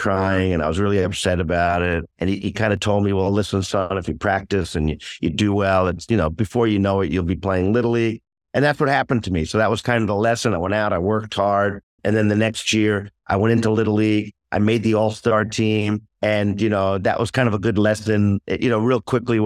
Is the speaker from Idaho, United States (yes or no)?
no; upstate New York, United States; now in Japan; I was originally born in New York City. Grandparents had immigrated from Europe, like a lot of families. But we moved upstate New York when I was probably around second or third grade